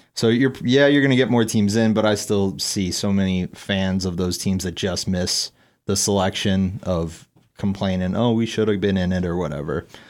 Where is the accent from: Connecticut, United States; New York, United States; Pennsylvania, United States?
Pennsylvania, United States; Eastern; where I grew up in Eastern P